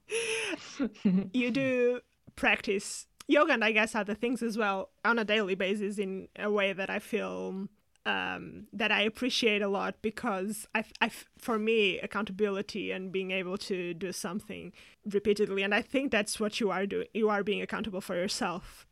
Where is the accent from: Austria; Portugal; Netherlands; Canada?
Portugal; now in United Kingdom; I come from Portugal that has, like, a huge drinking culture as well